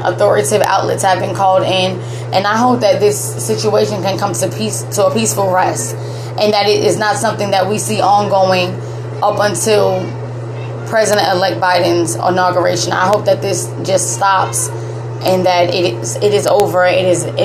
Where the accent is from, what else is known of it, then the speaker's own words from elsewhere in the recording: United States; as an American